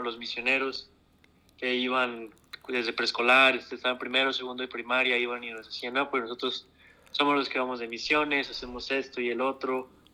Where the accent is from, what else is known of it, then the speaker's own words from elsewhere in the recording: Monclova, Coahuila, Mexico; soy de Monclova, Coahuila